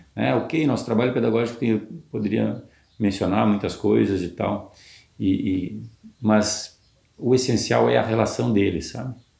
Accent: interior of Rio Grande do Sul, Brazil; also born or lived in Porto Alegre; Eu sou do interior do Rio Grande do Sul

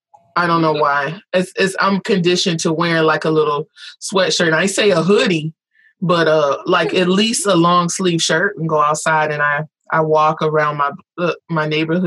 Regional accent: Florida, United States; now in Texas, United States; I grew up in Florida.

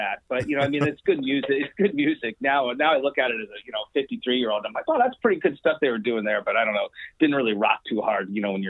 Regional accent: Albany, California, United States; Oh, well, I grew up in Albany, California. Which is like right next to Berkeley. It's East Bay.

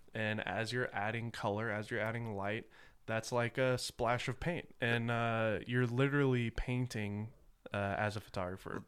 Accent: the South, United States; I grew up in the South

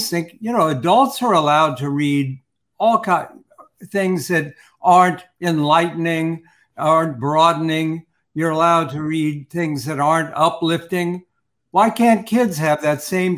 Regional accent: Columbus, Ohio, United States; my hometown, Columbus, Ohio

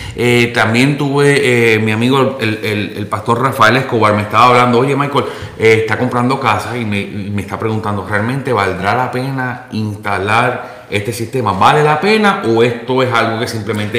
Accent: Puerto Rico; moved away; Tanto tú como yo eh, y básicamente toda la producción somos puertorriqueños

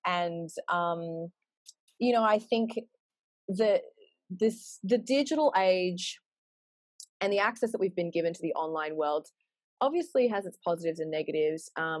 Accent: Australia; when we were growing up in Australia, like there wasn't anyone other than just like the pretty blonde, blue-eyed girls.

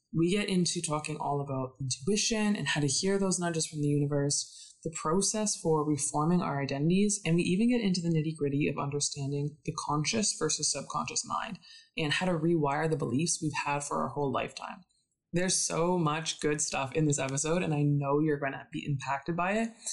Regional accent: Calgary, Alberta, Canada; I am from Calgary

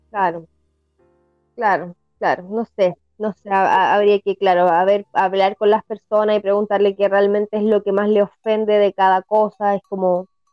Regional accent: Chile; soy chilena

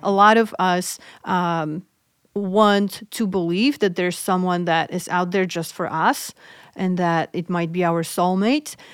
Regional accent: Poland; moved away; I'm originally from Poland

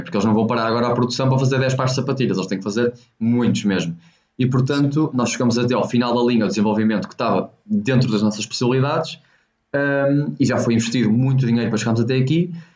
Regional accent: Póvoa de Varzim, Norte, Portugal; also born or lived in China; nós somos da Póvoa Verzinho, somos do norte de Portugal

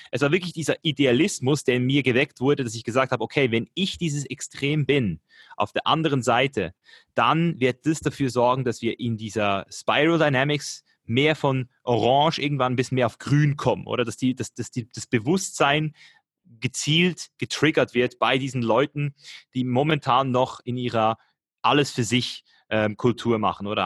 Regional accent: Switzerland; ich komme aus der Schweiz hier

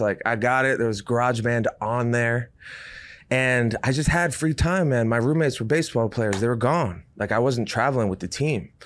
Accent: Rhode Island, United States; moved away as an adult; also born or lived in Durham, North Carolina; I was from Rhode Island

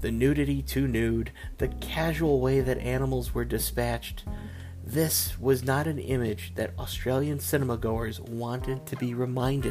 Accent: United States; I'm an American

